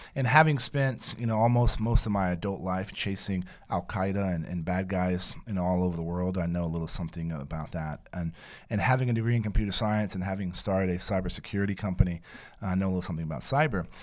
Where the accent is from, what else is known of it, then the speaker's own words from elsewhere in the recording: San Antonio, Texas, United States; moved away as an adult; also born or lived in India / Pakistan / New York City / Afghanistan; my hometown of San Antonio